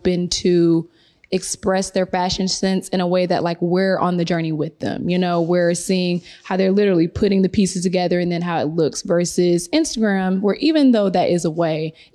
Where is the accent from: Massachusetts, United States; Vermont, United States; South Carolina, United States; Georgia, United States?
Georgia, United States; moved away; I'm originally from Georgia, Southern girl